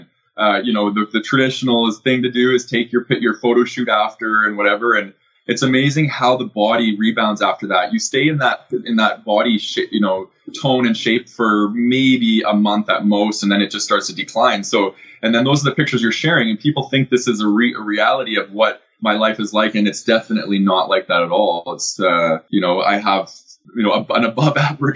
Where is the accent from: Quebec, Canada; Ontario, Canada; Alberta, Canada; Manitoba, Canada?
Alberta, Canada; Calgary; I grew up in Calgary